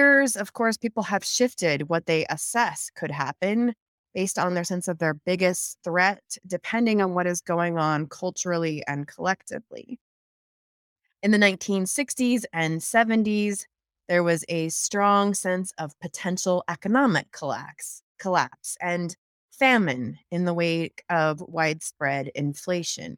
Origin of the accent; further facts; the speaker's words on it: the Northwest, Pacific Northwest, United States; moved away; also born or lived in Colorado; I grew up in the Northwest